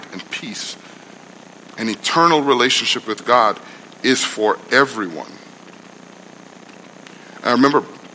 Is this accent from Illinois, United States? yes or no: no; New York City, New York, United States; also born or lived in Guyana; I grew up in Brooklyn